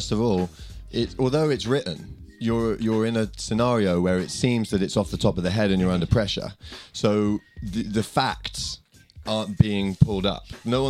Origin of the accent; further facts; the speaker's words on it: England, United Kingdom; now in Tokyo, Japan; So I'm a comedian in Tokyo as well, and I'm also from England.